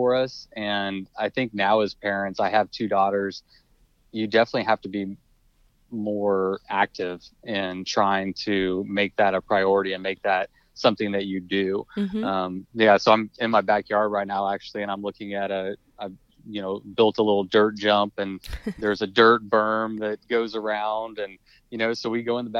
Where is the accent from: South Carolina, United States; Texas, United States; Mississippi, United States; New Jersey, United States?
Texas, United States; College Station; I am from College Station, Texas. So yeah. I haven't left